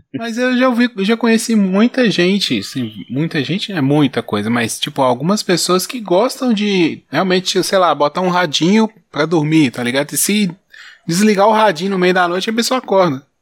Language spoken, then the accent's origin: Portuguese; interior of Minas Gerais, Brazil; also born or lived in Bahia; eu sou do interior de Minas